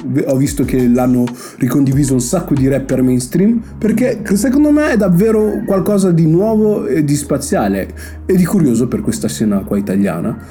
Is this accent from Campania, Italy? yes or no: no; Brescia, Lombardy, Italy; now in Milan, Italy; Quindi io sono un fake bresciano, siccome non so parlare il dialetto bresciano